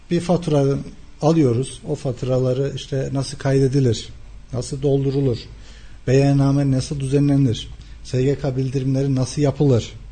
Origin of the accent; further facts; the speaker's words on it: Kayseri Province, Turkey; 1982 Kayseri doğumluyum.